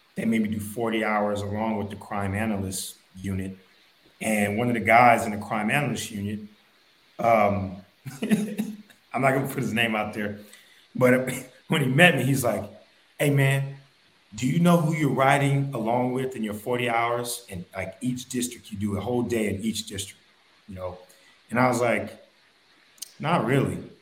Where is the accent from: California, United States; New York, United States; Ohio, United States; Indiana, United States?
Ohio, United States; Dayton; I grew up in Dayton